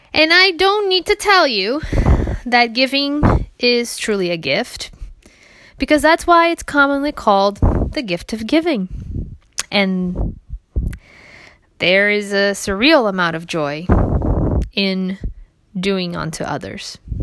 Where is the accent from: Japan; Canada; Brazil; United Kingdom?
Brazil; moved away; As a child growing up in Brazil